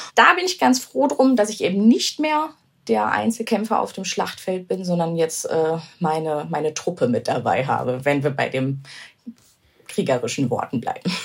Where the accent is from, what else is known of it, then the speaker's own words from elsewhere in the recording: Germany; ich bin in Deutschland geboren, mein Vater ist sogar schon hier geboren